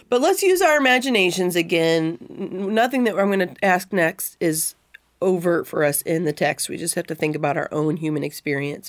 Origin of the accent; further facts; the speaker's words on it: Missouri, United States; I'm in the same little town where I grew up